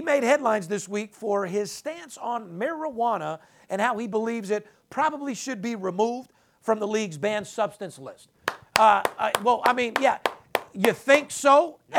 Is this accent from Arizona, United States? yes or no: no; Las Vegas, Nevada, United States; third generation, born and raised in Las Vegas